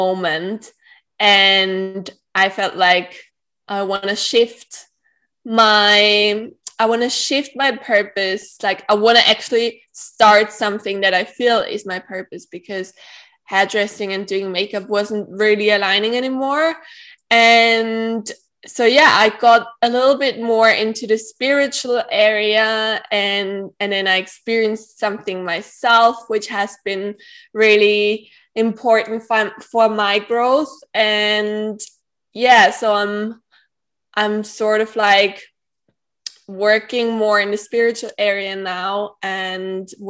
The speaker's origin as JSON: {"language": "English", "country": "Austria", "tie": "born or raised there", "also_born_or_lived": "Manly, Australia", "said": "I grew up in Austria, and I live in Vienna at the moment, but I used to live in Australia as well"}